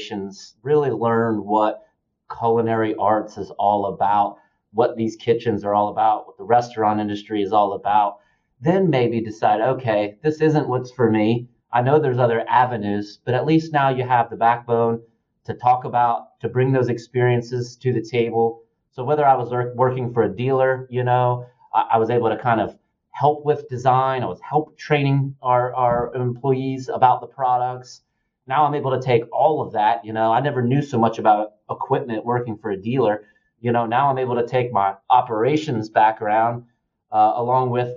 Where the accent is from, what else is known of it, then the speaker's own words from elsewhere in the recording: Dalton, Georgia, United States; being the youngest of 3 boys, and I'm from Dalton, Georgia